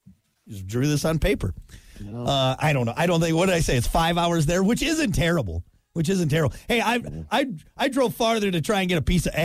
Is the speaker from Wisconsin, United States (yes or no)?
yes; Wisconsin, United States; I grew up in Wisconsin.